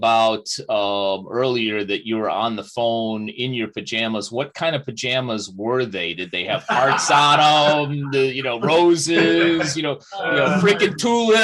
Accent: Chicago, Illinois, United States; moved away; I spent about 2 years away from Chicago

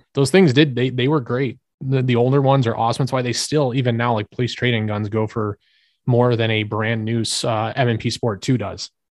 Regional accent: United States; as an American

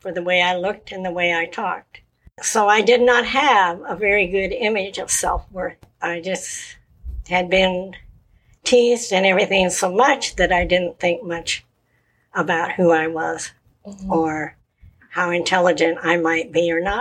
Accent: Colorado Springs, Colorado, United States; I was born in Colorado Springs, Colorado, 1944. It had a lot of military, the Army, the Air Force, and the Navy, even though it was a small town. And I grew up there

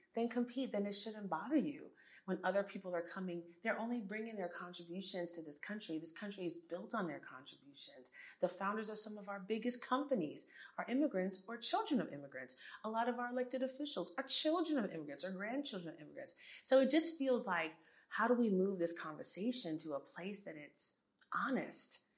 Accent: New York City, New York, United States; accent: American; also born or lived in Jamaica / Abilene, Texas / Los Angeles / Miami; now in Houston, United States; I grew up in New York City

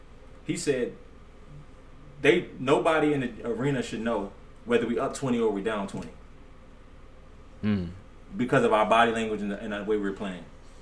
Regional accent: United States; also born or lived in Virginia; I grew up in the Redskin area

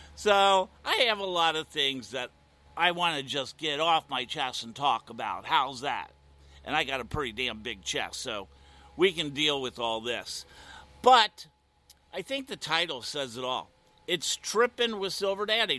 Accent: Midwest, Ohio, United States; now in Wilton Manors, United States; I was born and raised in the Midwest

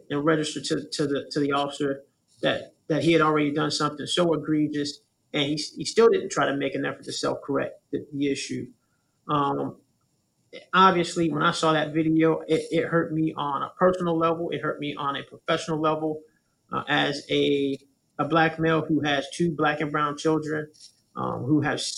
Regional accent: Tampa, Florida, United States; I'm born and raised. I'm a Tampa native.

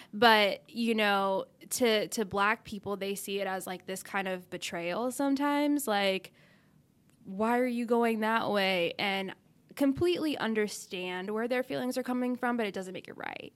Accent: Dallas, Texas, United States; moved away as an adult; also born or lived in Arkansas; I grew up in Texas thinking that was the South, but I was in Dallas

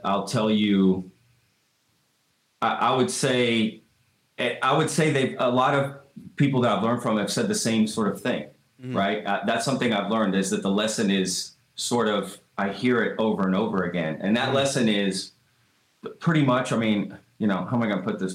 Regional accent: Texas, United States; I wasn't born here, but I'm a Texan. I mean, I moved here at, you know, 5 years old and, went to school, my whole school here

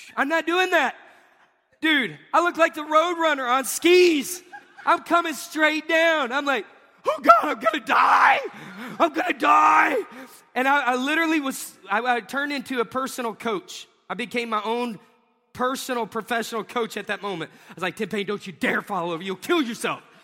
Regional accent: Pensacola, Florida, United States; I was from Pensacola

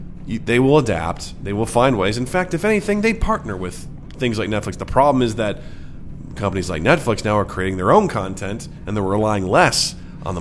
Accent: rural Missouri, United States; moved away; there were some movies I was interested in growing up, and I was like, rural Missouri, ain't going to see it

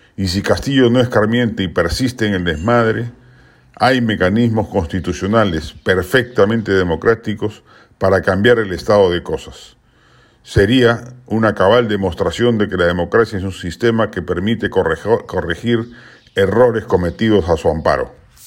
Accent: Peru

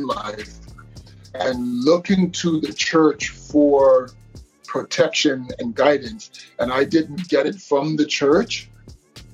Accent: Toronto, Ontario, Canada; Born and raised in Toronto, Ontario, Canada.

